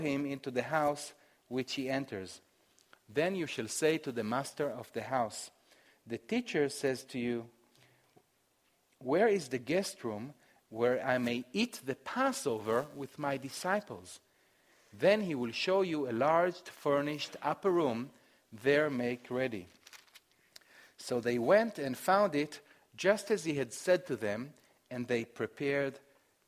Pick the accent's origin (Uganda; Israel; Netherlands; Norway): Israel; Jerusalem, Jerusalem District; I grew up in Jerusalem, a religious city, but I grew up as a secular Jewish boy